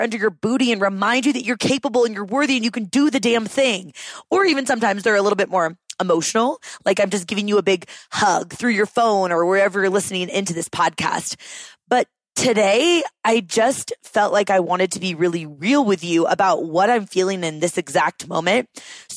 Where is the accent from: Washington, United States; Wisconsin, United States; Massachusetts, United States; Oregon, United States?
Washington, United States; Seattle; also born or lived in Austin, Texas; now in Denver, United States; both Sina and I grew up in the Seattle area and our families still live up there